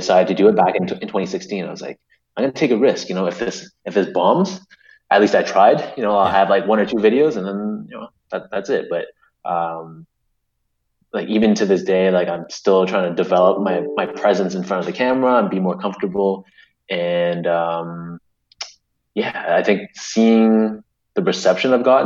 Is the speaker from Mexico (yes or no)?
no; Canada; I'm very proud to be a Canadian.